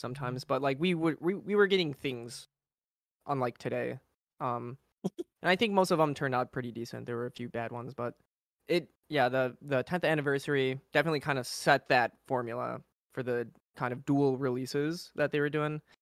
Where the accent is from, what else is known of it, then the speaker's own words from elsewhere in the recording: Chicago, Illinois, United States; I'm from Chicago.